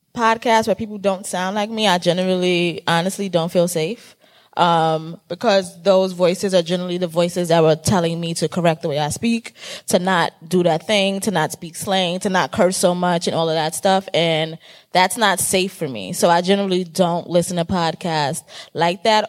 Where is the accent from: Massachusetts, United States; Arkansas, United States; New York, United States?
New York, United States; New York City; accent: Bronx; I'm from the Bronx. Um, and I talk like I'm from the Bronx all day, every day